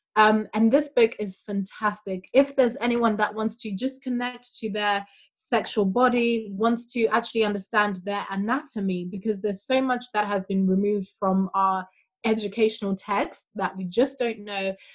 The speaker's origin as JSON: {"language": "English", "country": "Zimbabwe", "said": "I'm African, I'm from Zimbabwe"}